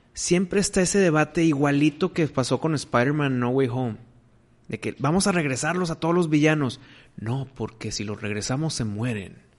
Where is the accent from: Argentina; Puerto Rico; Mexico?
Mexico; soy mexicano